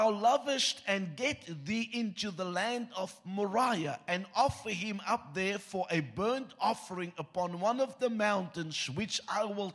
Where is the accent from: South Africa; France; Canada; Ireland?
South Africa; first language Afrikaans; English is a second language; You get taught a second language in school in South Africa